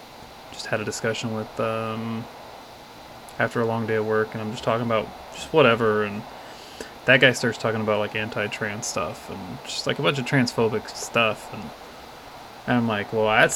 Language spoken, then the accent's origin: English; Texas, United States; moved away as an adult; now in California, United States; because I'm from Texas, so I mean I've grown up with a lot of negative things, and even I've only been in California a little over a year